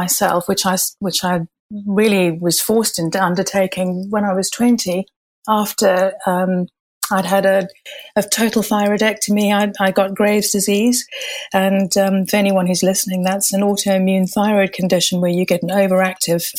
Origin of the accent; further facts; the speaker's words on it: Zimbabwe; moved away as an adult; also born or lived in Malaysia / Far East; I had my childhood and growing up in Zimbabwe